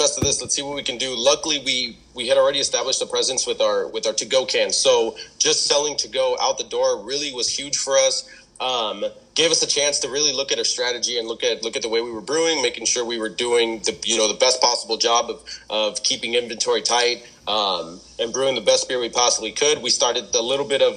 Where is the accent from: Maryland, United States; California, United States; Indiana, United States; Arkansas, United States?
California, United States; Wildomar; also born or lived in Fallbrook, California / Rainbow, California; when we were 6 years old, my parents moved us up here to Wildomar, and I've been in Wildomar ever since